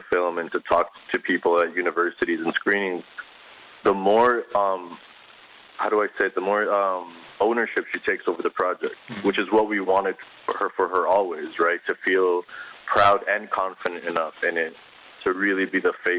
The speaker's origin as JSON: {"language": "English", "country": "Puerto Rico", "tie": "born or raised there", "moved": "as an adult", "said": "I grew up in Puerto Rico"}